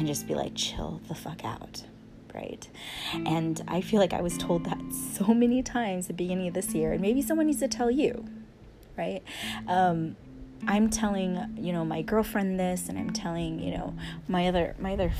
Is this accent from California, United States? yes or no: yes; San Diego, California, United States; moved away as an adult; also born or lived in Los Angeles / San Francisco Bay Area; now in Maui, United States; especially coming from, well, San Diego, we both moved to LA, and then the Bay, I moved to the Bay